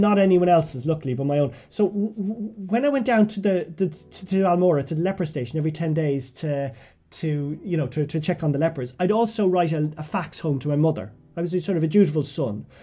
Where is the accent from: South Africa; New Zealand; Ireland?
Ireland; also born or lived in Westmeath; I came back to Ireland